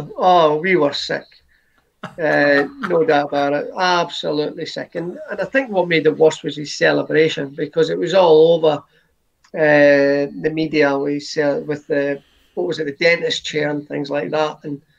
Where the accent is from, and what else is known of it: United Kingdom